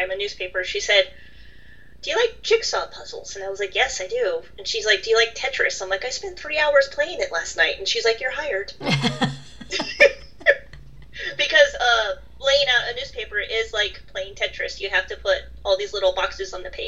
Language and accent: English; United States; also born or lived in United Kingdom; I'm American and I moved back to America